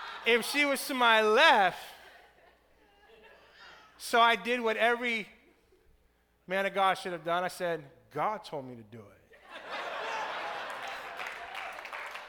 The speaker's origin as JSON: {"language": "English", "town": "Tampa", "region": "Florida", "country": "United States", "said": "I'm from Tampa"}